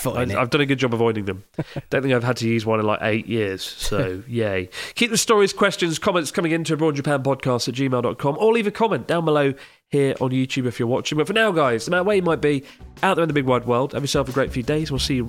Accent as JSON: {"language": "English", "region": "London", "country": "United Kingdom", "said": "Also, as a Londoner, I was sometimes annoyed with how slowly people walked at busy train stations."}